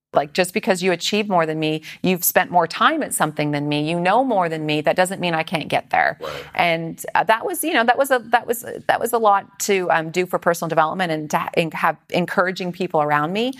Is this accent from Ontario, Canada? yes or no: no; Aldergrove, British Columbia, Canada; moved away as an adult; also born or lived in Edmonton, Alberta / Vancouver; now in San Diego, United States; Originally, I was born in Edmonton. Okay. And then I moved to Vancouver area, just outside of uh, Vancouver, in a little small town with 5,000 people called Aldergrove.